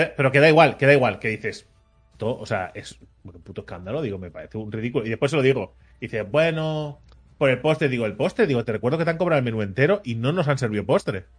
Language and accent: Spanish; Catalonia, Spain; yo, que soy nacido aquí en Cataluña, ¿vale? Que soy de padres catalanes, ¿vale? Y de abuelos de Jaén, ¿vale? Pero que soy, que soy de aquí